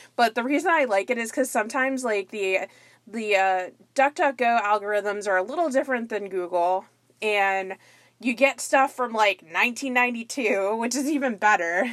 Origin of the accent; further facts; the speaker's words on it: near Fort Lauderdale, Florida, United States; my hometown area, a little bit outside of the Fort Lauderdale, Florida area